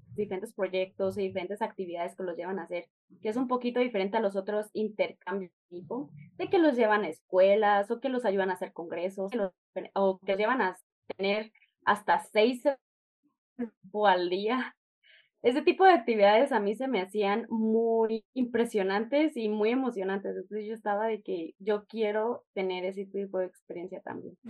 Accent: Chihuahua, Mexico; now in Guadalajara, Mexico; soy de Chihuahua

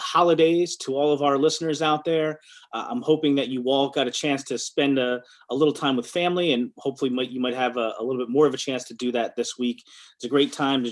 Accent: Philadelphia, Pennsylvania, United States; my hometown Philadelphia Eagles

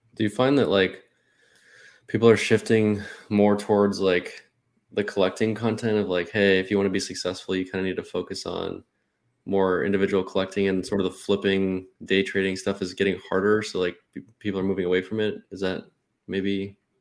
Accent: Arizona, United States; I'm from Arizona

